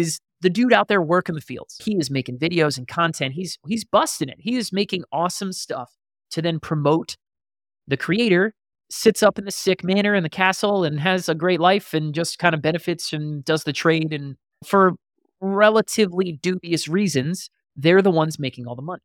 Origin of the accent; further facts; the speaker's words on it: Columbia, Maryland, United States; now in Austin, United States; I am currently sitting in Austin, Texas, where I reside, but I am from Columbia, Maryland